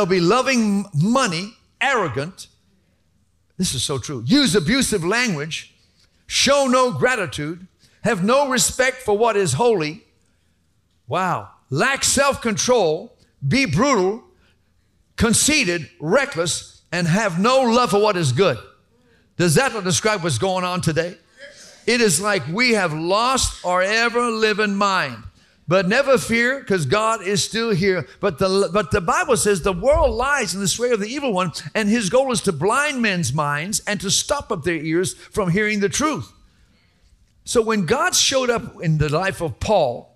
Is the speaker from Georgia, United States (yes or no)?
yes; Atlanta, Georgia, United States; also born or lived in Sandy Springs; we were growing up in Atlanta. We used to live in Sandy Springs way back when Atlanta was barely a million people.